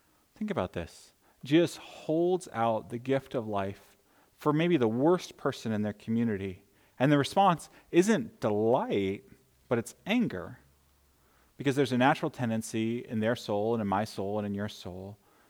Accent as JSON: {"language": "English", "country": "United States", "said": "as an American people"}